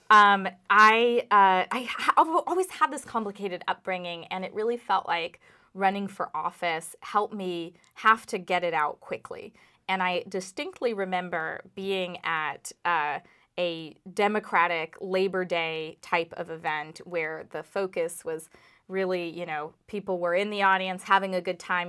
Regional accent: Los Angeles, California, United States; also born or lived in Burlington, Vermont; now in Vermont, United States; I did grow up in my Indian immigrant father and Jewish American mother's Irish pub in Los Angeles

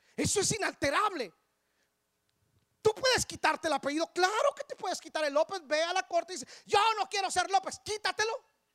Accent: Guatemala; moved away; yo nací en Guatemala. Yo nací en Guatemala.

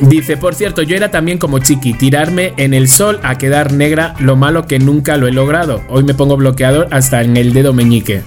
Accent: Spain; now in Mexico; yo soy español

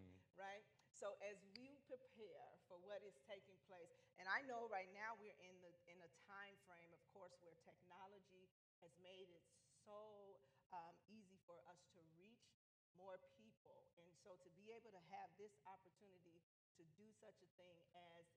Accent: the North, United States; I'm from the North

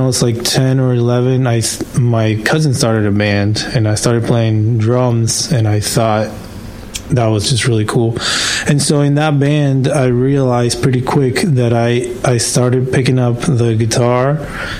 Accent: Colombia; I grew up in Colombia, so I played soccer.

